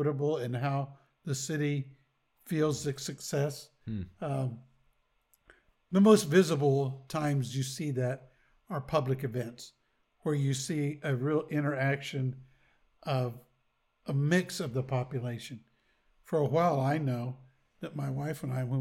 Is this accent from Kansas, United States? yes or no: yes; Topeka, Kansas, United States; since I grew up in Topeka, I've seen Topeka do its up and downs.